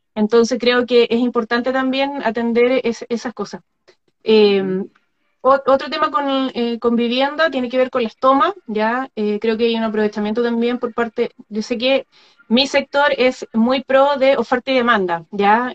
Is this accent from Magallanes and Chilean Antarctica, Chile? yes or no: yes; Magallanes and Chilean Antarctica, Chile; el ser magallánica. nacida y torcida por el viento.